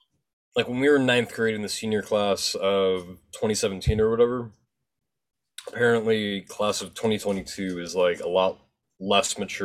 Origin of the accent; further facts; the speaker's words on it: New York, United States; also born or lived in Florida / Georgia; I don't remember Florida or Georgia. Like, not really. New York is like where I really started to form like memories